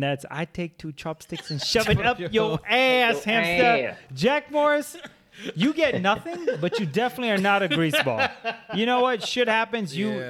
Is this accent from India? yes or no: yes; India; but I'm Indian.